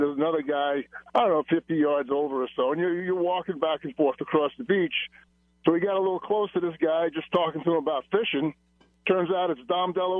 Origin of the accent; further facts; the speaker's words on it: Long Island, New York, United States; I grew up on Long Island, New York